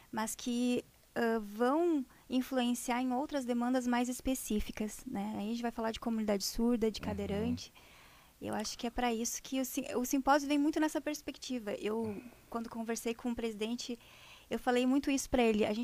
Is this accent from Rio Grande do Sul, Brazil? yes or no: yes; Parobé, Rio Grande do Sul, Brazil